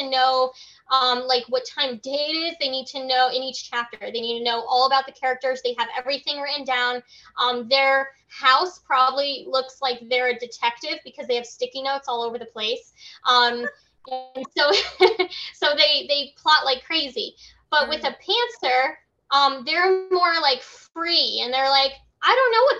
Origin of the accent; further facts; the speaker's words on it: Milford, Connecticut, United States; I was born in Milford, Connecticut, where the island is, not like on the island, but I was born in that same city